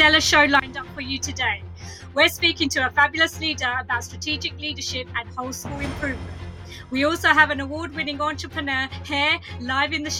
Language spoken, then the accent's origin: English; London, United Kingdom; I'm alumna from Walthamstow School for Girls, where I studied as a child